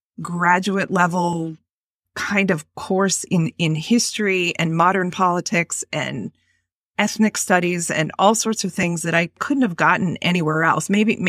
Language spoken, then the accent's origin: English; Boston, Massachusetts, United States; also born or lived in Washington, D.C.; I was born and raised in the Boston area in a coastal community where I lived most of my life until I moved down to Washington, D.C. to work for the Central Intelligence Agency.